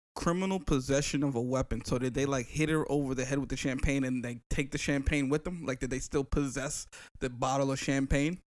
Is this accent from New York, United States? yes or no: yes; New York City, New York, United States; when I was growing up in the Bronx